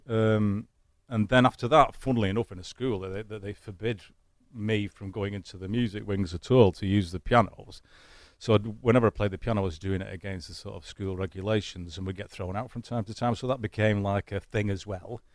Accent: Manchester, North West England, United Kingdom; accent: Manchester; now in United States; my Manchester accent

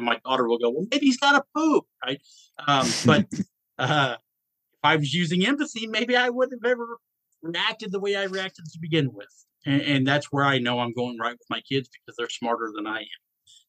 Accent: Atlanta, Georgia, United States; Okay, so I grew up in Atlanta, Georgia. I have lived in 42 different states.

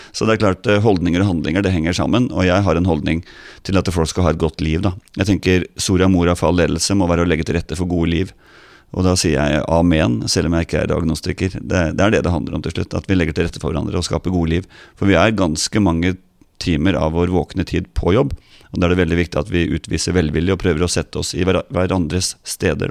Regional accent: Ås, Akershus, Norway; jeg var jo avisbud på Ås, der jeg vokste opp

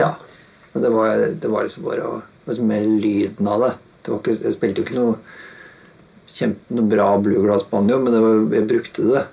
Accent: Halden, Østfold, Norway; moved away as an adult; now in Oslo, Norway; Kommer fra Halden, flytta til Oslo i eh, ja, Jeg var en sånn 18 Rundt 18-19 år, kanskje.

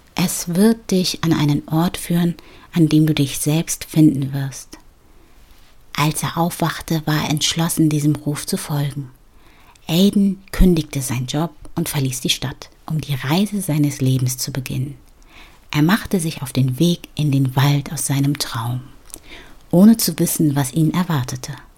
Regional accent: Ghana; In ähm, Ghana, also in meiner Heimat

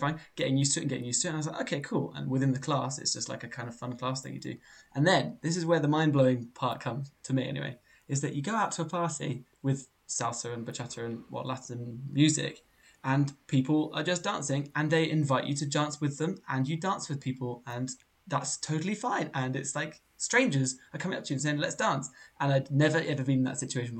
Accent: England, United Kingdom; our English culture of being English

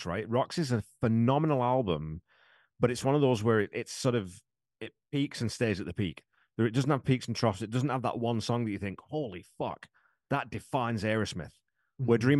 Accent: Wigan, North West England, United Kingdom; I am not a Scouser, young man. I'm not a Liverpoolian. I'm from Wigan

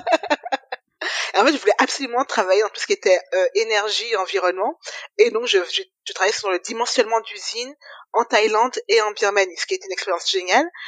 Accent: Guadeloupe; moved away as an adult; also born or lived in Metropolitan France; je suis arrivée juste après le bac, donc j'ai fait mon bac en Guadeloupe

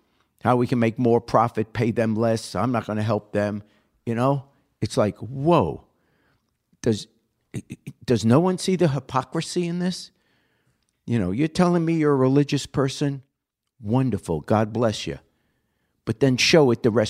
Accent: New York, United States; I grew up in New York. You know, everyone talked like Bernie. I talked like Bernie back then

